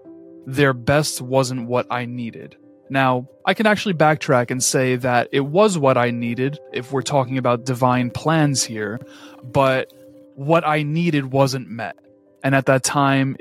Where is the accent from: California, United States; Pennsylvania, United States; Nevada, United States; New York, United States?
New York, United States; New York City; I am just a born and raised New Yorker who inevitably caught the hustler spirit that fills my hometown streets